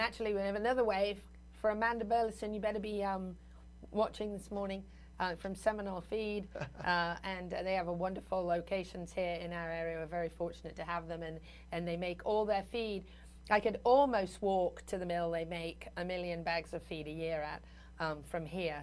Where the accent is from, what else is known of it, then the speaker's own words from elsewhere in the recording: United Kingdom; moved away; I'm a Brit